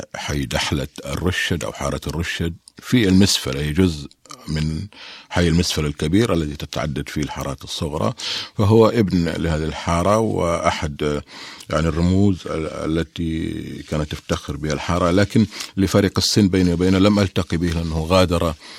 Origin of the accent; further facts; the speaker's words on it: Mecca and Taif, Makkah Province, Saudi Arabia; also born or lived in Medina; أنا ولدت ونشأت ولدت في الطائف ونشأت ما بين مكة والطائف